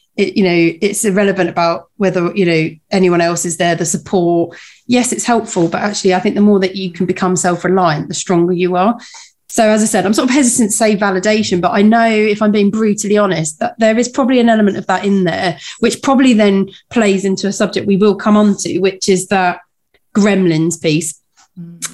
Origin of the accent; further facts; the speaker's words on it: United Kingdom; as a Brit